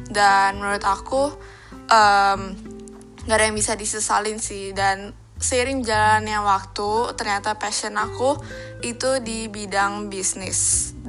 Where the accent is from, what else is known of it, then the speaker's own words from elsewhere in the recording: Jakarta, Indonesia; born there; Aku lahir di Jakarta, tanggal 8 Desember tahun 2003.